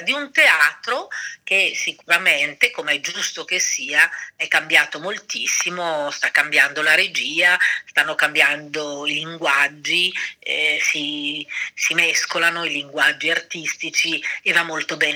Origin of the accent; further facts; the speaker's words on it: Milan, Lombardy, Italy; moved away; io sono di Milano